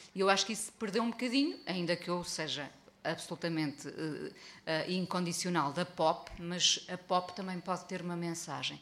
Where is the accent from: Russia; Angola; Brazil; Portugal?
Portugal; Mindelo, Norte; na aldeia onde cresci em Mindelo